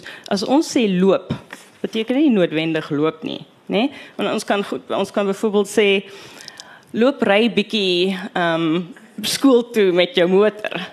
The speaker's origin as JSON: {"language": "Afrikaans", "region": "Western Cape", "country": "South Africa", "accent": "Kaaps", "said": "Maar daai ek kom uit Kaaps en dis gekies as die standaardvorm."}